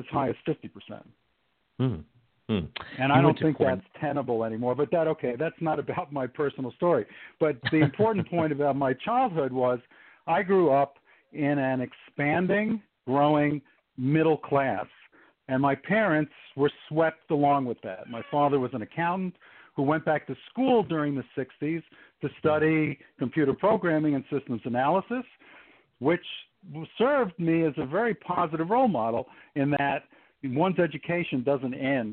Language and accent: English; New York City, New York, United States; also born or lived in Manhattan / Bronx; now in Maryland, United States; my parents moved out to the countryside of Eastern Queens. So I was near the Nassau County line in Queens in a town called Bayside for the formative years of my life